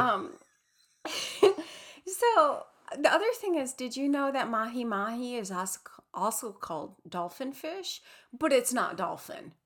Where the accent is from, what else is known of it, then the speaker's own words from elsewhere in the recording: Midwest, United States; now in Pacific Northwest, United States; proudly from the Midwest, um, but also proudly living in the Pacific Northwest for many, many years